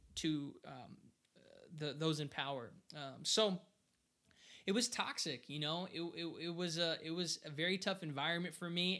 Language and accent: English; Portland, Oregon, United States; I was born here in Portland, Oregon. Like, I've only lived in the United States